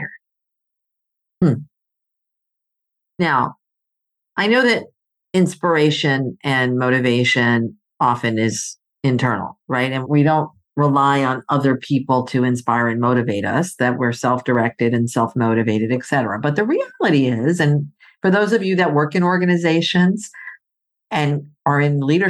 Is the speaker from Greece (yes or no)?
yes; Greece; moved away; I grew up in Greece. My mom is Greek, so I'm part Greek.